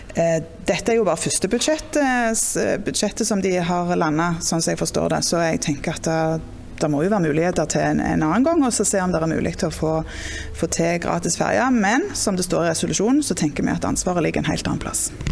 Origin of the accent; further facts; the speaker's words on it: Jæren, Rogaland, Norway; jeg òg er jo fra Jæren og bor på gard og sånn